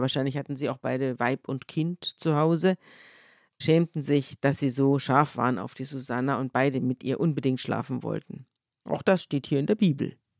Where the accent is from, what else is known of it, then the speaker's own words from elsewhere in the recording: Germany; bei uns in Deutschland